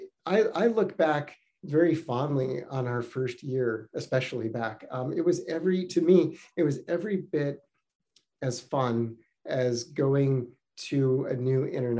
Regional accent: California, United States; moved away as an adult; also born or lived in Beijing, China; now in New Hampshire, United States; I'm from California

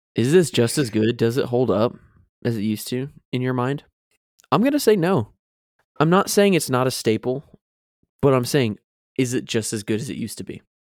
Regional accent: Florida, United States; moved away; Growing up in Florida

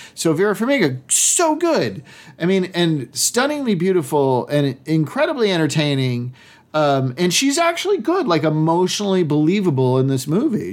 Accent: Massachusetts, United States; I'm from Massachusetts

